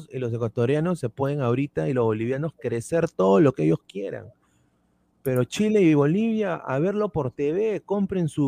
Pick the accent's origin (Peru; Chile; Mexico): Peru; acá todos somos peruanos